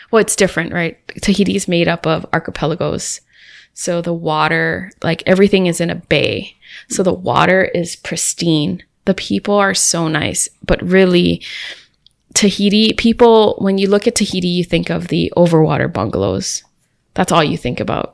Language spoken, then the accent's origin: English; Hawaii, United States; I'm from Hawaii